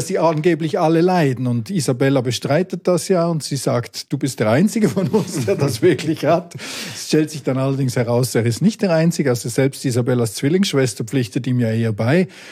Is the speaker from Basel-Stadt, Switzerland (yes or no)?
no; village near Sissach, Basel-Landschaft, Switzerland; Ich bin im Nachbardorf aufgewachsen